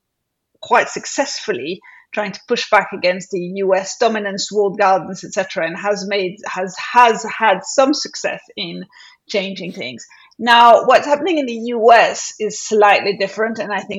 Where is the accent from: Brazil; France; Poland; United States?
France; Paris, Île-de-France; now in United Kingdom; having grown up in France